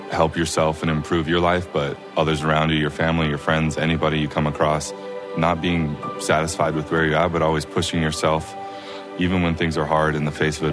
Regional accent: Provo, Utah, United States; I am from Provo, Utah

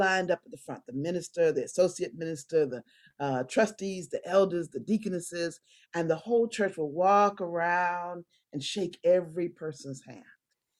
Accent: Annandale, Virginia, United States; We grew up in Annandale, Virginia, and I went to Second Baptist Church, an all-Black church.

